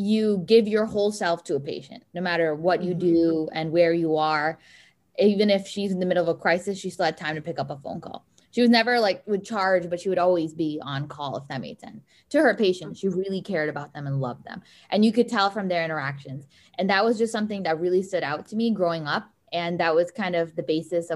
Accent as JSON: {"language": "English", "town": "Miami", "region": "Florida", "country": "United States", "moved": "as an adult", "lives_now": "Detroit, United States", "said": "since I am from Miami"}